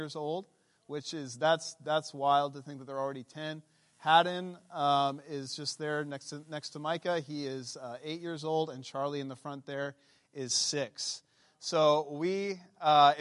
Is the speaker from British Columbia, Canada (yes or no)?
yes; Abbotsford, British Columbia, Canada; also born or lived in Crescent Beach, British Columbia; We moved to Abbotsford when I was 5